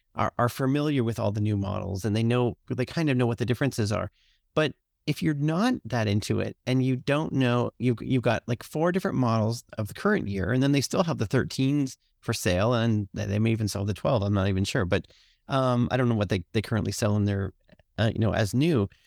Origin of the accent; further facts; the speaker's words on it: Canada; I'm Canadian